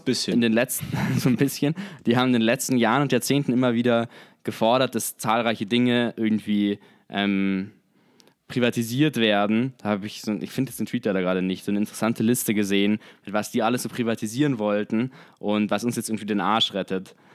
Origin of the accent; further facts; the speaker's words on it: Germany; bei uns in Deutschland